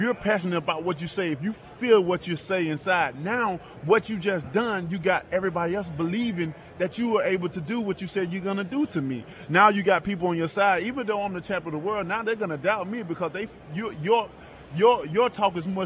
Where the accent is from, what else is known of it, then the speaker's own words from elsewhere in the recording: Tuscaloosa, Alabama, United States; I'm from Tuscaloosa, Alabama